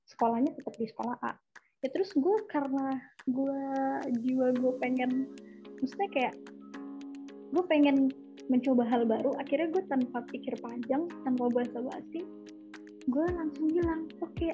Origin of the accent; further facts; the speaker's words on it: Bandar Lampung, Lampung, Indonesia; also born or lived in Jakarta / Yogyakarta; gue itu udah jadi manusia nomaden dari kecil jadi gue gue tuh orang Jogja tapi tinggal dan besar di Bandar Lampung tapi gue lahir di Jakarta